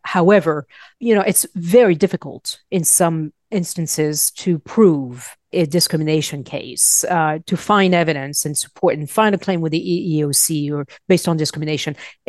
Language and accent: English; Paris, Île-de-France, France; born there; moved away; I was born in Paris. I've been here for almost 30 years.